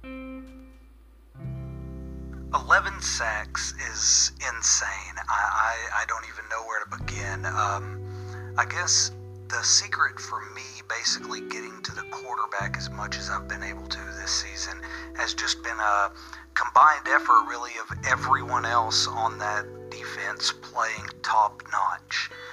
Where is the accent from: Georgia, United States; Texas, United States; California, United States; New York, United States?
Texas, United States; Kemp; now in Stockholm, Sweden; my hometown is a small town just outside of Dallas, Texas, called Kemp. I currently live in Stockholm, Sweden, though